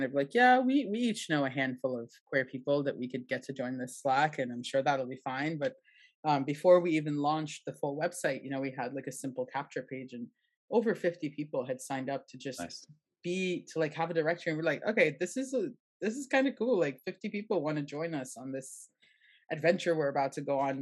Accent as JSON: {"language": "English", "country": "Trinidad & Tobago", "tie": "born or raised there", "moved": "yes", "lives_now": "Buenos Aires, Argentina", "said": "I grew up in Trinidad"}